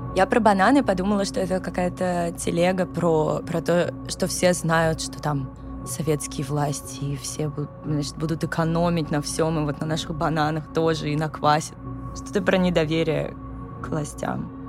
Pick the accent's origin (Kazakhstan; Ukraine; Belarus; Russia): Russia; Moscow; я выросла в Коньково, и там все дома новые.